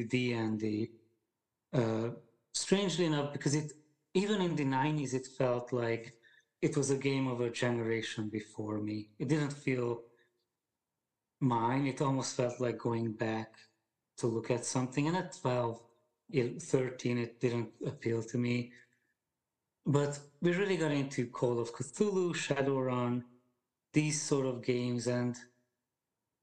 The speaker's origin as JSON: {"language": "English", "country": "Hungary", "tie": "born or raised there", "second_language": "English", "moved": "as an adult", "lives_now": "United States", "said": "I grew up in Hungary"}